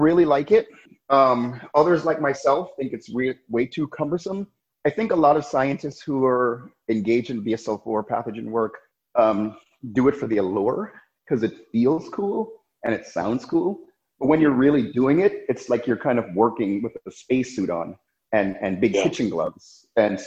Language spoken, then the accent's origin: English; New York City, New York, United States; also born or lived in Jamaica / Rochester, New York / Manhattan, New York / France; I was born in Jamaica. My family moved here when I was about 6 years old. Then I grew up in Brooklyn, New York